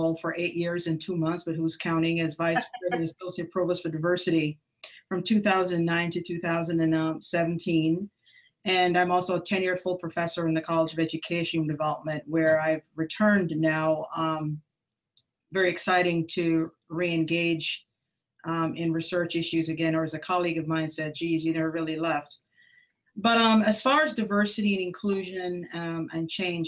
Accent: Jamaica; also born or lived in Columbus, Ohio; now in Texas, United States; So I'm Jamaican American. I grew up in Jamaica, emigrated to the United States in 1980

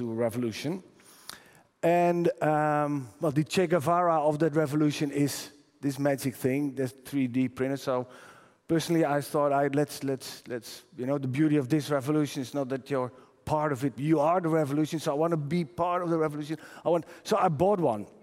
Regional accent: Netherlands; I'm from the Netherlands

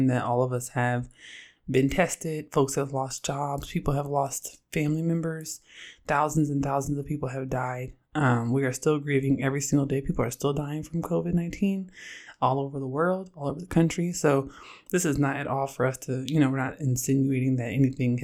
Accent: Oakland, California, United States; moved away as an adult; also born or lived in Illinois; now in New York, United States; I'm from Oakland, and I'm a queer, black, feminist scholar

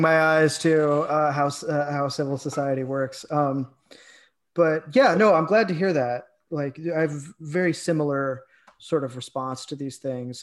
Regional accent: Illinois, United States; I'm from Illinois

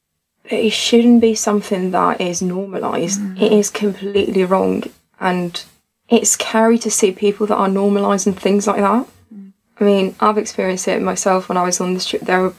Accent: Tunisia; moved away as an adult; now in United Kingdom; I'm originally from Africa, to be exact, in Tunisia. And I've moved to the UK when I was 20 years old.

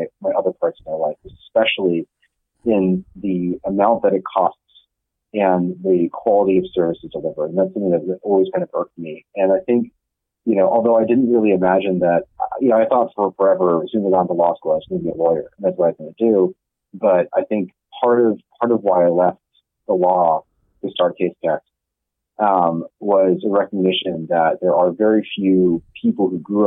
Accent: Silicon Valley, California, United States; I grew up in Silicon Valley

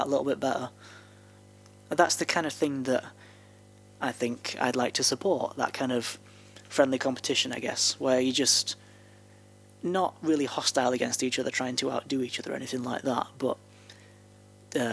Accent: the north of England, United Kingdom; accent: broadly northern; you can hear my accent now, and I'm still pretty broadly northern.

